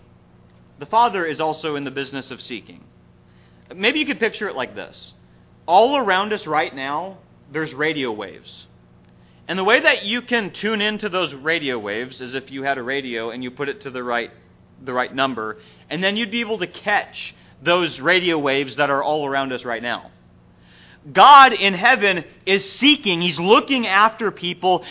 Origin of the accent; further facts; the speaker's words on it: Minnesota, United States; growing up in Minnesota